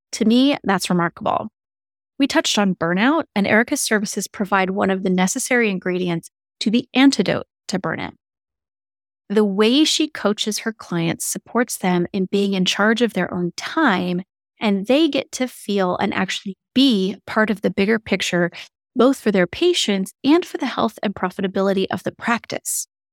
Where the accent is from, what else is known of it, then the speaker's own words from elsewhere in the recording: Seattle, Washington, United States; It's where I grew up. I grew up in the Seattle area